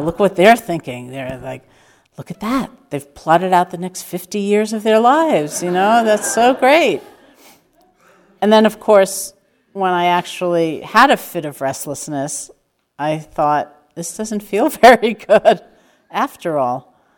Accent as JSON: {"language": "English", "region": "New York", "country": "United States", "said": "I am completely a New Yorker"}